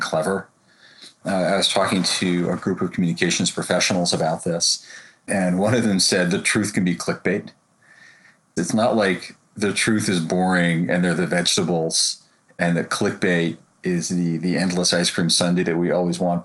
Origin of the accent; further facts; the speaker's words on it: United States; as an American